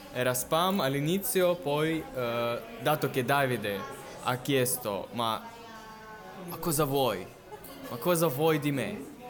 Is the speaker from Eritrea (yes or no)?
no; Novosibirsk, Novosibirsk Oblast, Russia; Italian is a second language; io sono nato a Novosibirsk e per me eh, Russia è qualcosa del mio perché sono russo